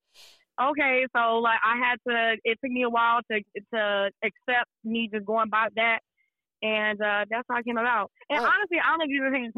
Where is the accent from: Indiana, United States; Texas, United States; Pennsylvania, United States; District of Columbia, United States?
Texas, United States; Dallas; moved away as an adult; also born or lived in Las Vegas, Nevada; now in Los Angeles, United States; I'm born and raised in Dallas, Texas. That's where I grew up at. I'm a Texas girl all the way through